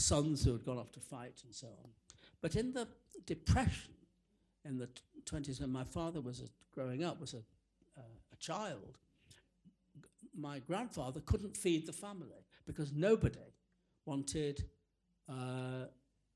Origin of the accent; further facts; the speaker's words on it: England, United Kingdom; growing up in that particular world, which was not only provincial, bourgeois, suburban, but also a Jewish world